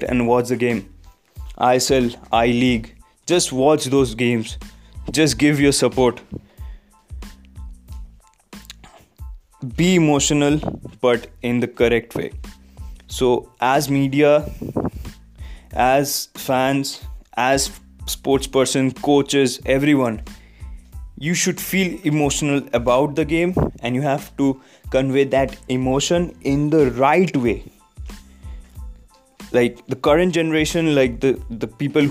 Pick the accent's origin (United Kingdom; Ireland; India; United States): India; As a Indian fan of Indian football and also German football